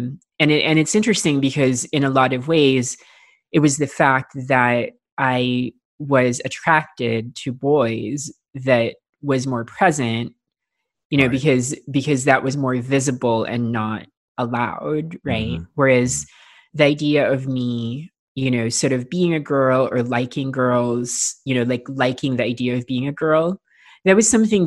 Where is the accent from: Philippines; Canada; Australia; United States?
Philippines; I grew up in the Philippines, and I grew up in a fairly rural part of the Philippines